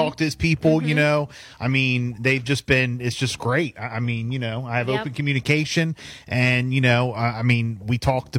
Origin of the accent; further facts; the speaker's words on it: Berlin / Ocean City area, Maryland, United States; I'm from the Berlin Ocean City area.